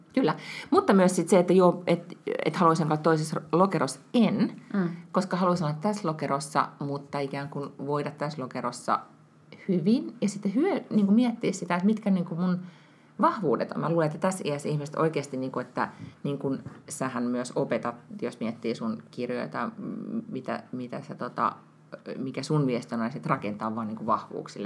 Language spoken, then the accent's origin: Finnish; Finland; moved away as an adult; now in Sweden; mä oon Suomesta, muutin tänne silloin, kun Walter oli, eh, niin kuin, eh, tai et, eh, olin raskaana